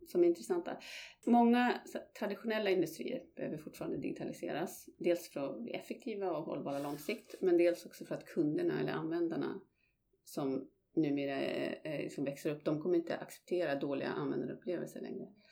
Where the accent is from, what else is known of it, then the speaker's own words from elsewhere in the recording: Malmberget, Norrbotten County, Sweden; moved away as an adult; also born or lived in London; jag är född och uppvuxen i, i Malmberget i norraste Sverige